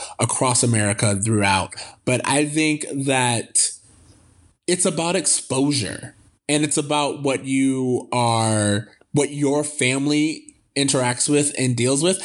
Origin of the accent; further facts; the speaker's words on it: the South, United States; I grew up in the South